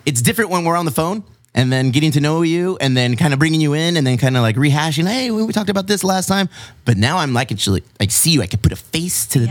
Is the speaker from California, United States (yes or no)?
yes; Chula Vista, California, United States; I'm from Chula Vista